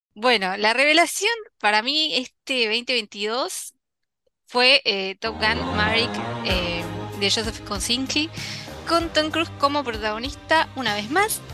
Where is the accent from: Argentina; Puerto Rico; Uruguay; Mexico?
Argentina; nosotros como argentinos